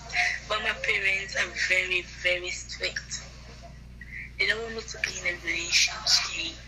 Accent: Sierra Leone; I am from Sierra Leone.

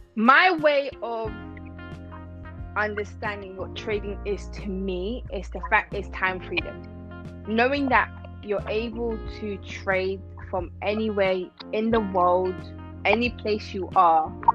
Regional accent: Iran; now in London, United Kingdom; originally I'm from Iran, but I live in um, London.

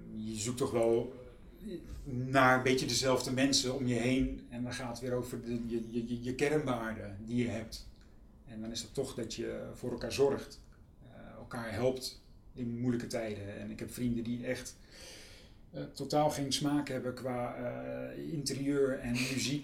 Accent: Utrecht, Netherlands; het Kanaaleiland waar ik ben opgegroeid

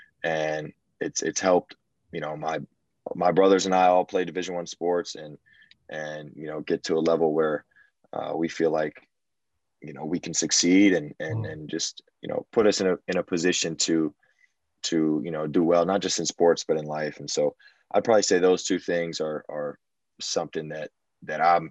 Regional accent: Houston, Texas, United States; I'm born and raised in Houston

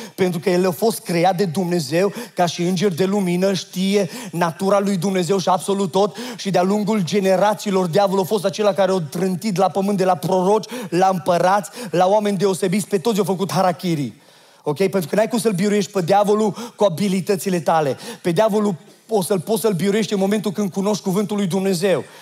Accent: Oradea, Bihor County, Romania; am fost născut în Oradea

